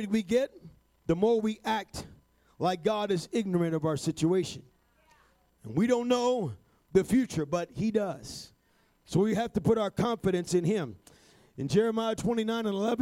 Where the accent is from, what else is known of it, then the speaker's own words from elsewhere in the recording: New York City, New York, United States; I was born in New York City